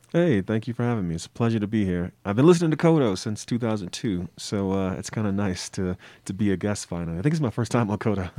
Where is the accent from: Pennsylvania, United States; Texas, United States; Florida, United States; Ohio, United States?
Florida, United States; Miami; I'm from Miami